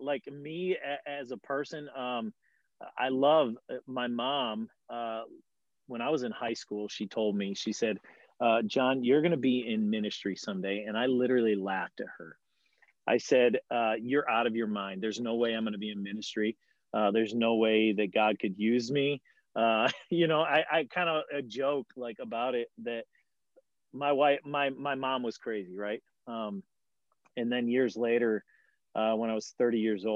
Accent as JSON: {"language": "English", "town": "Attica", "region": "Michigan", "country": "United States", "tie": "born or raised there", "said": "I grew up in Attica, Michigan."}